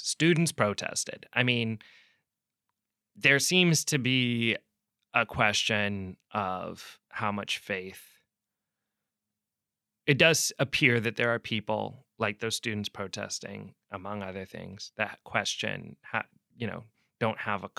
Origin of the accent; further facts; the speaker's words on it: Pacific Northwest, United States; I'm from the Pacific Northwest.